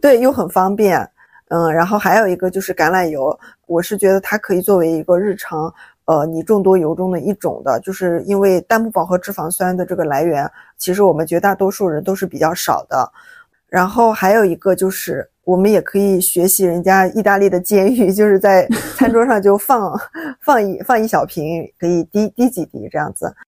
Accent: Shaanxi, China; now in Hangzhou, China; 我老家是陕西嘛，然后我们那边就是挺喜欢吃蒜的

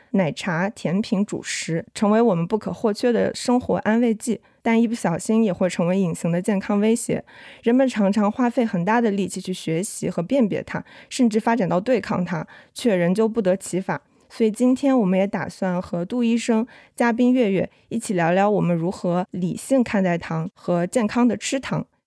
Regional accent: Wuhan, Hubei, China; 因为我是武汉人

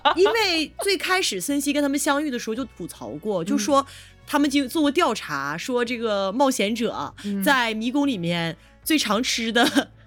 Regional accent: Shandong, China; 小时候在，在山东嗯。吃过那个烤

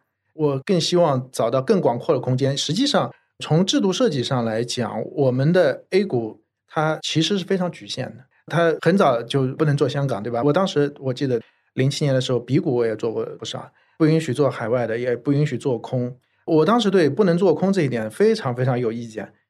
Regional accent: China; 其实也就是我们中国人存银行太多了，买房子太多了。应该多投一些权益资产。

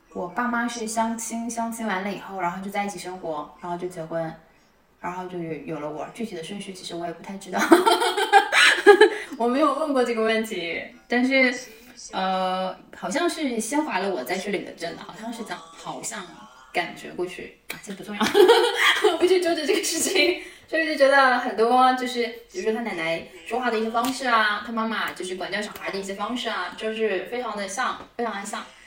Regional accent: Fujian, China; moved away; 为了老家福建其实很相像。虽然我不会说闽南话，但是我们家里面有人都说闽南话

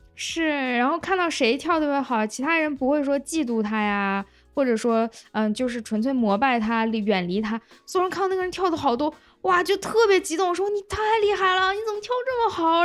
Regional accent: Lanzhou, Gansu, China; accent: Lanzhou accent (金兰腔); 我觉得我的口音还好吧，然后我的朋友们听完之后就啊，你这个金兰腔也太重了

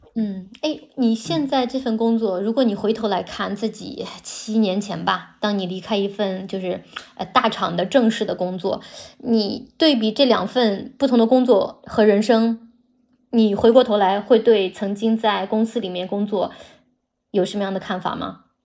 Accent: China; moved away as an adult; 作为一个中国人搬到另外一个国家生活

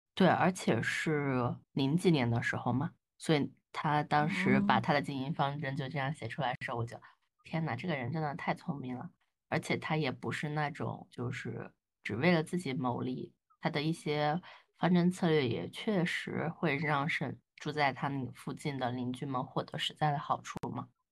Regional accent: southern China, China; 作为一个南方人

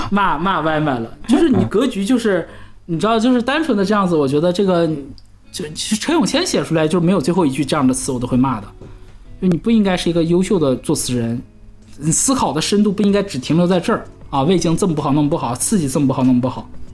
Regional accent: Northeast China, China; accent: Northeastern Mandarin (东北话); 我们东北话就是把剩下的这个菜拼到一起，然后再一起一热，我们这道菜就叫折轮儿

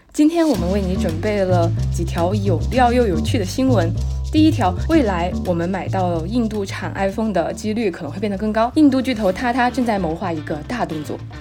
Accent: Chongqing, China; 作为一个重庆人

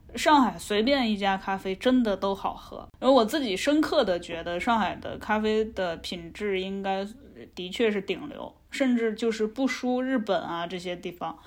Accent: Beijing, China; 我作为一个北京人

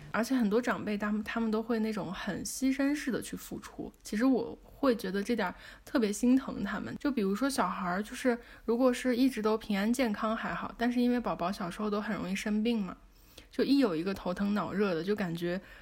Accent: China; 我们中国人

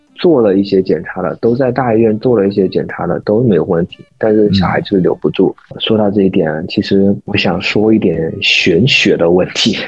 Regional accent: China; 我们中国人

